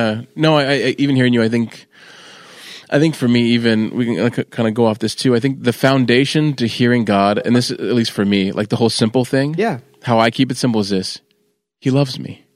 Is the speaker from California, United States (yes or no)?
yes; California, United States; moved away; also born or lived in Manassas, Virginia; I'm from California